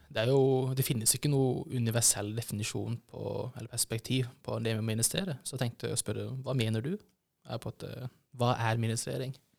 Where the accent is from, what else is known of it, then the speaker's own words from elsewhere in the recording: Kristiansand, Agder, Norway; moved away; jeg kommer jo fra Kristiansand, og i Kristiansand så på en, en, periode så var det jo på en måte slags verneplikt å bli ministant